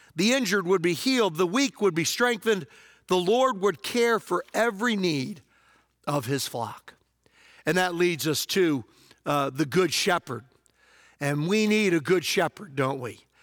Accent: Hopewell, Virginia, United States; moved away; also born or lived in Prince George County, Virginia; my hometown in Hopewell, Virginia

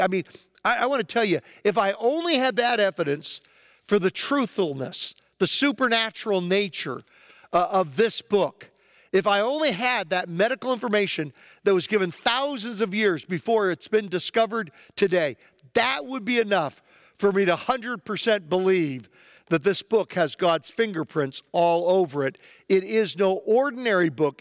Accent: United States; as an American

